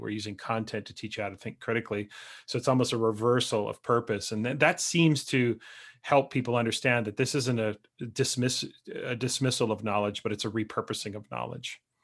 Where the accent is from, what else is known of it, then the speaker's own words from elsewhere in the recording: Canada; as a Canadian, but I spend a lot of time in the United States